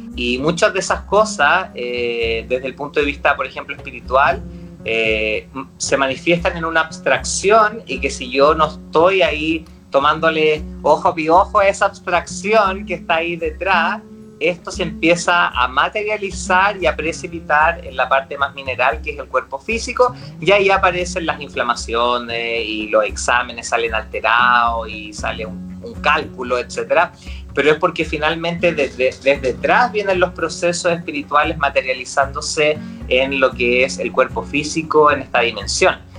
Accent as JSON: {"language": "Spanish", "town": "Rancagua", "region": "O'Higgins", "country": "Chile", "tie": "born or raised there", "said": "yo soy de Rancagua, entonces íbamos caminando, no sé, por el Paseo de Independencia"}